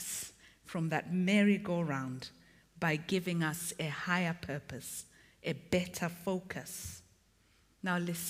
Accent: Zimbabwe; also born or lived in Malawi; now in England; Although I was born there, I grew up in Zimbabwe.

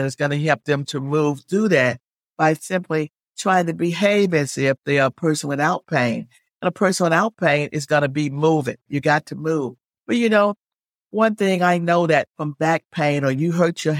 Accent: Alabama, United States; now in Virginia, United States; because I didn't grow up in Virginia. I grew up in Alabama. So here I was thrown into this place where I knew no one.

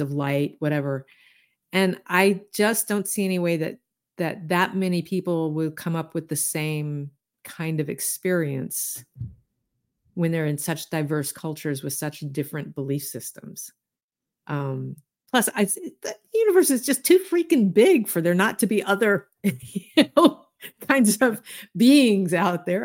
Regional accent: Deep South, United States; I grew up in the Deep South

